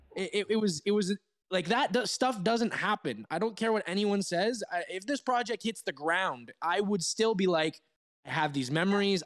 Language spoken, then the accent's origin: English; Toronto, Ontario, Canada; now in Switzerland; my hometown of Toronto